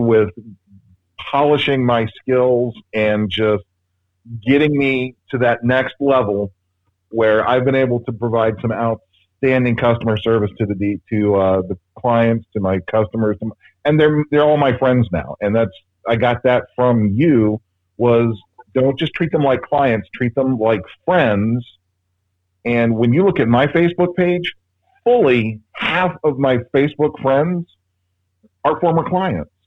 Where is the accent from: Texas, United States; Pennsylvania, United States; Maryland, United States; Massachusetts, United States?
Maryland, United States; suburban; also born or lived in Damascus, Maryland; I'm from the Maryland suburban Maryland area, just outside DC.